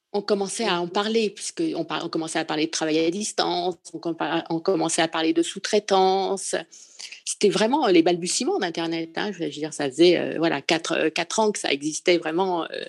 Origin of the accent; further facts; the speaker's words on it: Paris, Île-de-France, France; moved away as an adult; now in Provence, France; je suis parisienne. Je suis une vraie Parisienne, mais je vis dans un petit village de Provence